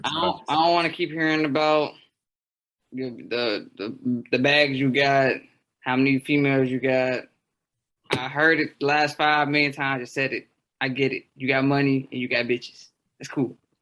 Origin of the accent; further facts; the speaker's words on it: Chicago, Illinois, United States; I'm from Southside Chicago